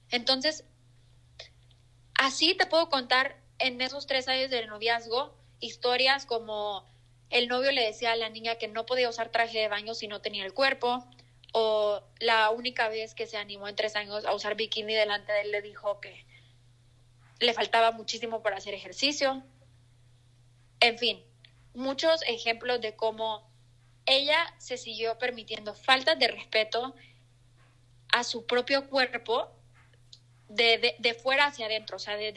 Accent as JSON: {"language": "Spanish", "country": "El Salvador", "accent": "mixed", "said": "Mi acento está súper mezclado, soy del Salvador, creo que no lo había dicho"}